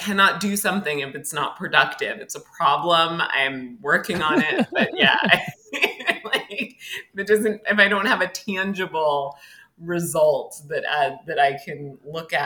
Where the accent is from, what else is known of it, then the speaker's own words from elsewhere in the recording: Connecticut, United States; moved away as an adult; also born or lived in New York; now in Philadelphia, United States; I actually lived in Connecticut until I was in my 20s. I grew up in Connecticut